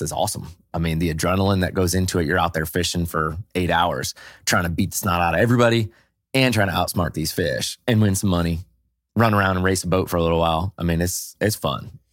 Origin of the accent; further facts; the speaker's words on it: New England, United States; I grew up in New England